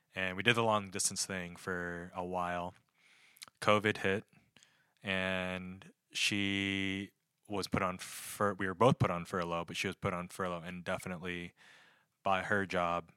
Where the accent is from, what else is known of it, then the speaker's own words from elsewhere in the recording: North Wales, Pennsylvania, United States; moved away as an adult; also born or lived in Harrisburg, Pennsylvania; From North Wales, Pennsylvania